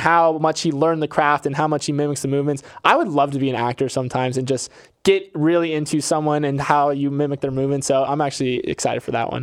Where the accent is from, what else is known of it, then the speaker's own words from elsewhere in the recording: Florida, United States; I'm from Florida, and Publix is my retailer of choice